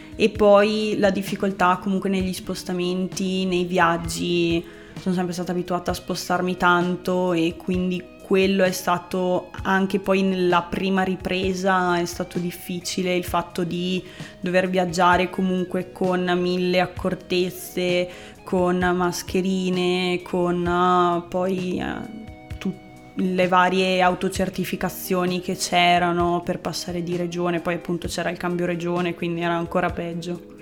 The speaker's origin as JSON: {"language": "Italian", "area": "Province of Rovigo", "region": "Veneto", "country": "Italy", "moved": "as an adult", "lives_now": "Rovereto, Italy", "said": "Io sono veneta, provincia di Rovigo"}